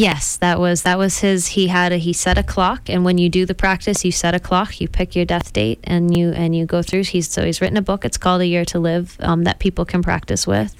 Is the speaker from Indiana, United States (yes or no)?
no; San Diego, California, United States; I was born in San Diego